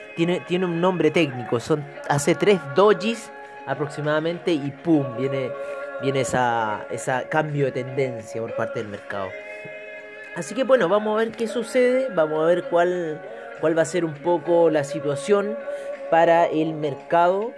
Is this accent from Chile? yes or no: yes; Chile